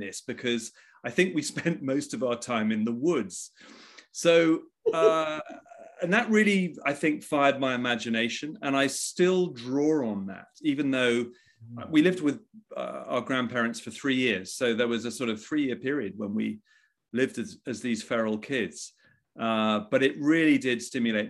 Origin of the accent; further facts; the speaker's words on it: England, United Kingdom; also born or lived in Egypt / Washington, D.C.; this sort of very bucolic English upbringing